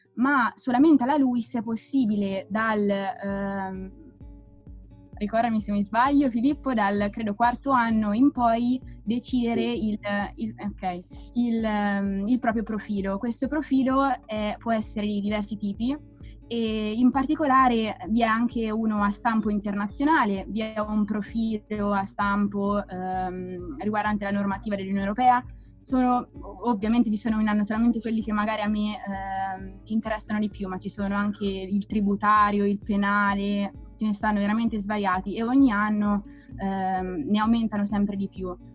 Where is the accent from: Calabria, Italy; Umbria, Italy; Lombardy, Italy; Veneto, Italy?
Umbria, Italy; Perugia; moved away as an adult; now in Rome, Italy; vengo da Perugia e ho frequentato chiaramente il liceo scientifico Galileo Galilei